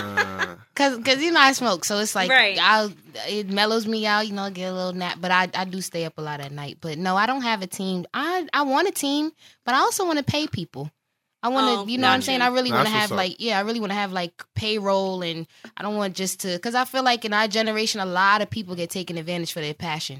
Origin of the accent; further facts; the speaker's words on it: New York City, New York, United States; moved away; also born or lived in Baltimore; I just went to Morgan. I'm from New York